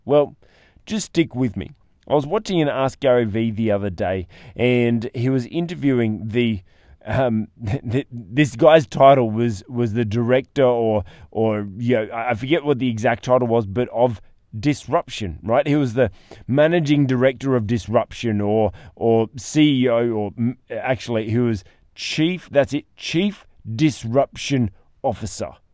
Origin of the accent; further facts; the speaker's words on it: Australia; as an Australian